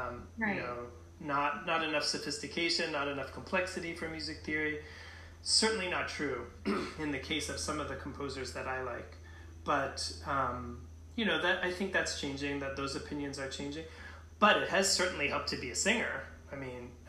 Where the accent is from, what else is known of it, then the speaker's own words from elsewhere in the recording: New England, United States; moved away as an adult; also born or lived in Minnesota / Twin Cities, United States; now in Philadelphia, United States; I'm a transplanted New Englander